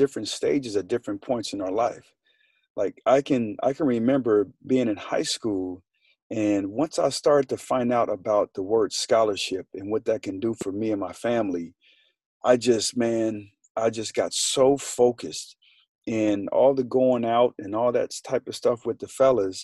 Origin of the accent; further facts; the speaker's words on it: Colorado Springs, Colorado, United States; I'm from Colorado Springs.